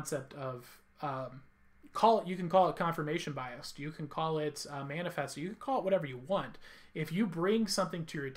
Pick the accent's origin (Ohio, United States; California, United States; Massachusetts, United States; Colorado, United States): California, United States; I'm from California